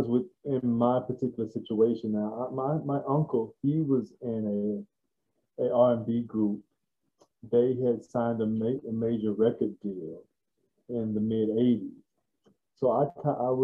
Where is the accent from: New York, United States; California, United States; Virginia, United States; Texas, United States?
Texas, United States; Waco; I was born and raised in Waco, Texas